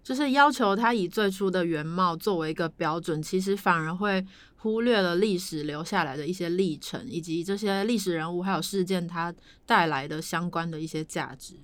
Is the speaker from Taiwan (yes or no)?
yes; Tainan, Taiwan; 我是台南人